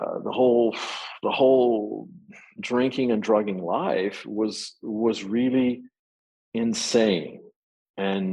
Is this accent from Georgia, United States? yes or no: no; Texas, United States; I was raised in Texas